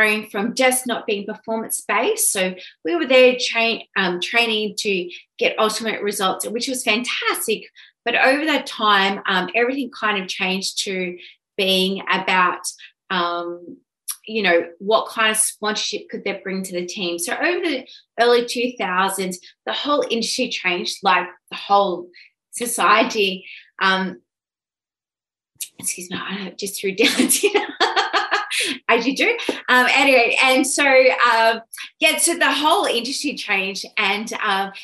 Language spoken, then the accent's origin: English; Sydney, New South Wales, Australia; I'm originally from Sydney. Oran Park was my track. I'm just born and bred